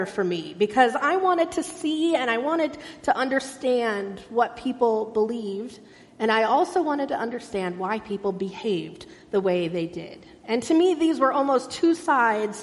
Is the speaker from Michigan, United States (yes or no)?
no; Irvine, California, United States; I grew up in Irvine, a beautiful, planned and designed city